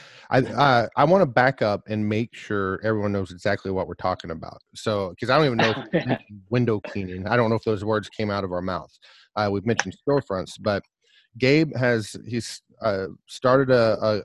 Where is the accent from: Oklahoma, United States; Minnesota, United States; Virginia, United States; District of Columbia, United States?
Oklahoma, United States; Oologah; moved away; also born or lived in Nowata, Oklahoma / Tulsa, Oklahoma; I'm from Ooliga. I was born in Nowata, Oklahoma, went to Ooliga Tallala High School. Lived in the Tulsa area